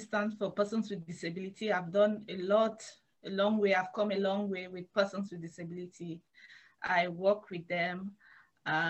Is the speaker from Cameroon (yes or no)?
yes; Bamenda, Northwest Region, Cameroon; moved away as an adult; I'm from Bamenda. Bamenda is the capital city of Northwest region.